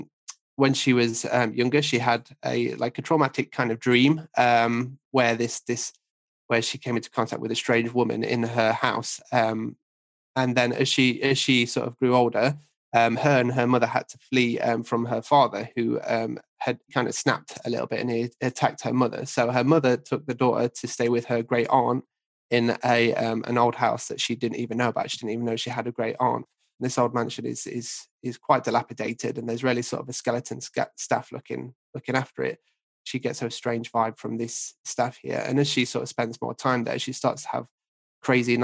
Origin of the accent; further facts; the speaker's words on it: hometown near Newstead Abbey, East Midlands, United Kingdom; in my hometown, there's an old sort of stately home called Newstead Abbey